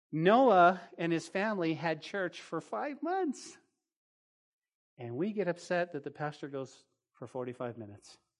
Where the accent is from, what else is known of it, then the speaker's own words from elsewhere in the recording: New Mexico, United States; now in Lubbock, United States; Growing up in New Mexico